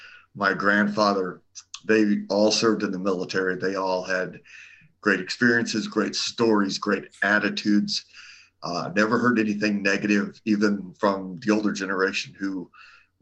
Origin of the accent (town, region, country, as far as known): Arizona, United States